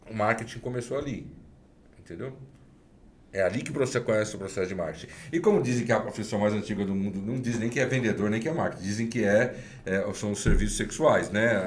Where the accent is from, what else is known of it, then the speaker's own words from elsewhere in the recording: São Paulo, Brazil; Da onde eu venho, da Zona Leste, corintiano, leonino, filho descendente italiano